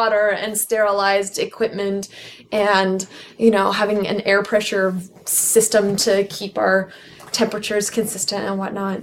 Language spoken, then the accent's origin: English; Pacific Northwest, United States; I was born and raised in the Pacific Northwest